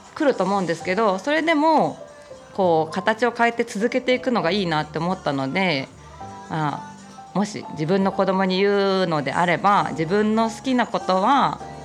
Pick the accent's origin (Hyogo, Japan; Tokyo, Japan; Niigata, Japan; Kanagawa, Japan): Tokyo, Japan; southern; この東京の、あの、南側なんです。ここちょっと私生まれも育ちも、ここの地元